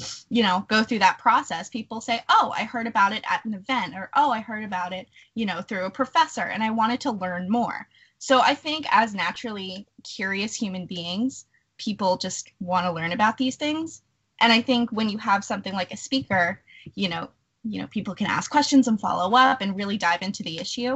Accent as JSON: {"language": "English", "town": "Island Heights", "region": "New Jersey", "country": "United States", "said": "I am from Island Heights, New Jersey"}